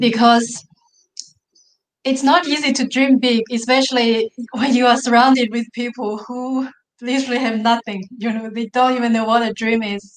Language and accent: English; Mongolia; English is a second language; now in Australia; I was growing up in the Mongolia, which and not only not in the big cities in the Mongolia, but a remote village in the Mongolia